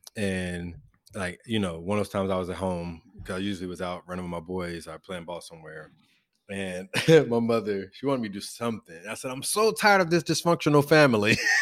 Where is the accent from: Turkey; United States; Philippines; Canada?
United States; Louisville, Kentucky; accent: Louisville; growing up in Western Louisville